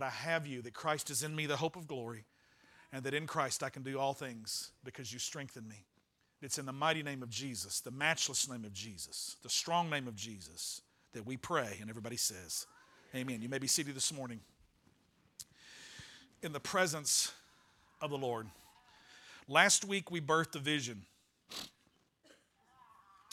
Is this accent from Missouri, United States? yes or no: no; Arkansas, United States; Now we're from Arkansas